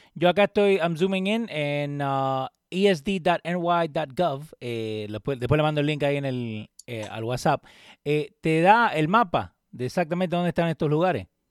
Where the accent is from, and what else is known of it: Argentina